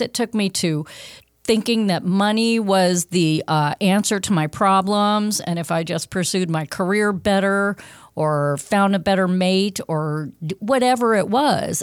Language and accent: English; Los Angeles, California, United States; also born or lived in Fairfield, Connecticut; moved me out west, uh, for career reasons, um, to Los Angeles